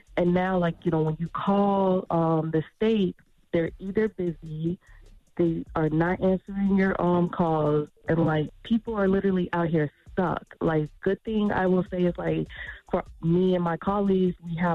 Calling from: Tampa, Florida, United States; Hi, I'm calling from Tampa, Florida.

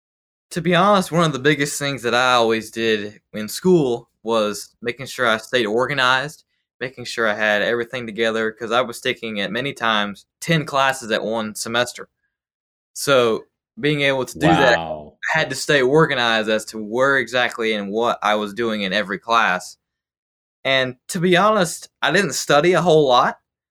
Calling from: Salisbury, North Carolina, United States; Salisbury, North Carolina. So about an hour north of Charlotte.

